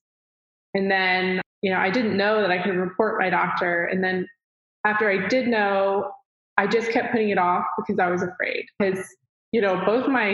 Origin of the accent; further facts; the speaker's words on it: Dallas, Texas, United States; I'm from Dallas, Texas.